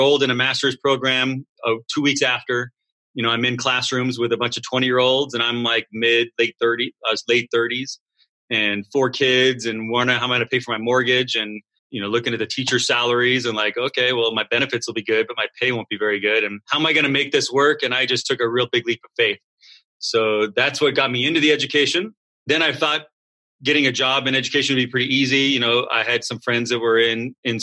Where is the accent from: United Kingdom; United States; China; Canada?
United States; Southern California; moved away as an adult; I'm from Southern California